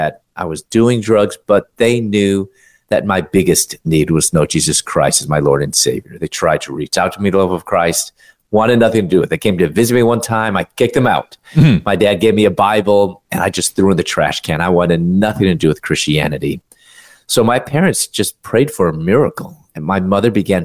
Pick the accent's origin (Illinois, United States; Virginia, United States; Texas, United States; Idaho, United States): Illinois, United States; Chicago; moved away as an adult; also born or lived in Louisville, Kentucky / Atlanta, Georgia; I'm originally from Chicago